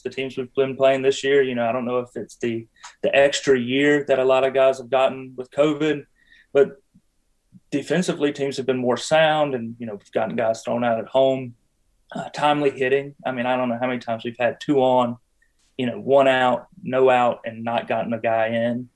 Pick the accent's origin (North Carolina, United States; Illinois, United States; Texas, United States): North Carolina, United States; Butner; moved away as an adult; now in Apex, United States; I grew up in Butner. I spent the majority of my life in Butner. Uh, I live in Apex now